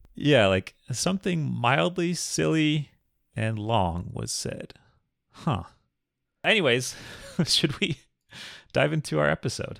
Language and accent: English; Minnesota, United States; I grew up in Minnesota